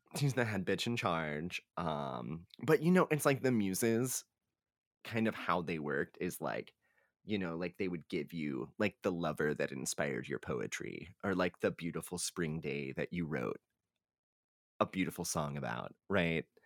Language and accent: English; Texas, United States; we are from Texas where they have the blue bonnet